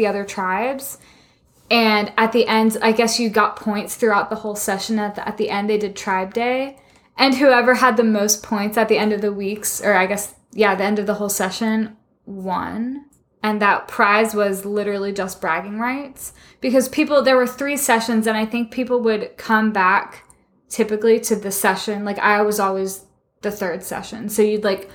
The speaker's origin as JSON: {"language": "English", "region": "Georgia", "country": "United States", "said": "We're from Georgia"}